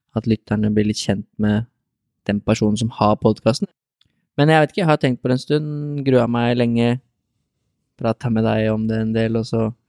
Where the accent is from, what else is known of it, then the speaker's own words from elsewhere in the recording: Lier, Buskerud, Norway; also born or lived in Drammen / Reistad, Lier; Jeg eh, var født og oppvokst på Tramby, i hvert fall deler av livet